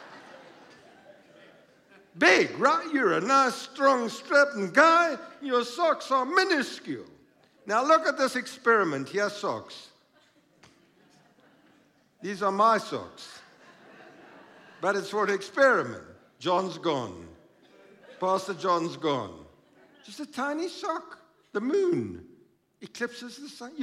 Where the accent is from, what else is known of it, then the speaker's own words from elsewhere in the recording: Krugersdorp, Gauteng, South Africa; growing up in Krugersdorp